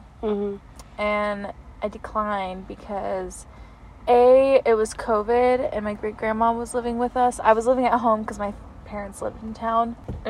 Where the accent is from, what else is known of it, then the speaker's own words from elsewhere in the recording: Colorado Springs, Colorado, United States; Yeah, like, what if we're both from Springs?